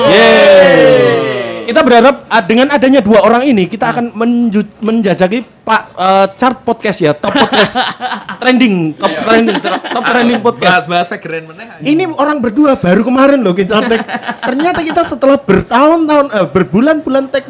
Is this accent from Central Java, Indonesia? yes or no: yes; Purwokerto, Central Java, Indonesia; also born or lived in Batang; kalau aslinya gue lahir di Batang, tapi kalau hidup gue di Purwokerto.